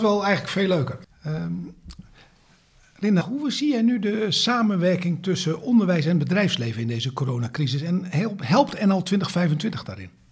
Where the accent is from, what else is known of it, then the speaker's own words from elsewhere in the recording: Netherlands; wij als Nederlanders